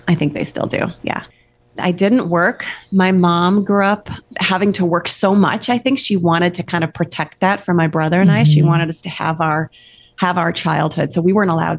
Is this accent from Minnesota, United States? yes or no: yes; Red Wing, Minnesota, United States; I was born in Red Wing, Red Wing, Minnesota